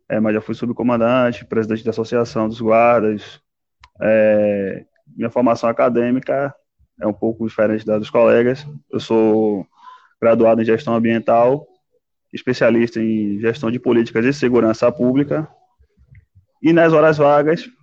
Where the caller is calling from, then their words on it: Maragogipe, Bahia, Brazil; Estou falando aqui da Bahia, especificamente da cidade de Maragogipe, onde eu sou guarda municipal desde 2008.